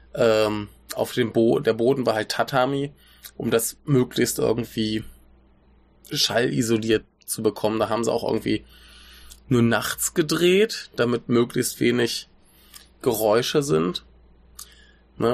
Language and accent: German; Germany